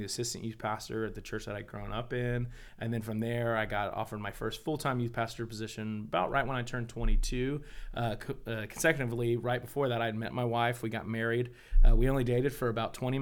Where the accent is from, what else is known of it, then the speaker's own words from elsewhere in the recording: Deer Park, Texas, United States; also born or lived in Pasadena, Texas; I grew up in Deer Park, Texas.